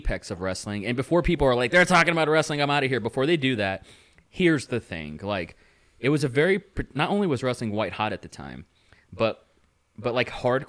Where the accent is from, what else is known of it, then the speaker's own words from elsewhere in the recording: California, United States; it was my window into the 90s experience growing up in California.